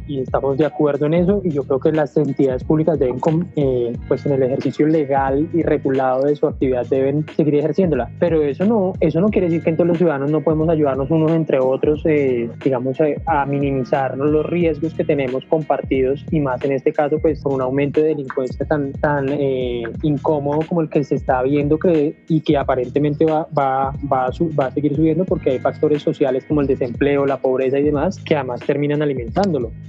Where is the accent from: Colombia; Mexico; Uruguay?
Colombia; somos ambos ciudadanos colombianos